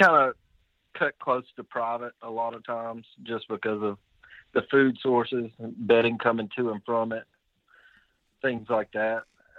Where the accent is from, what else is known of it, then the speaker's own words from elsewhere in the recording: Florence, Alabama, United States; I'm from Florence, Alabama.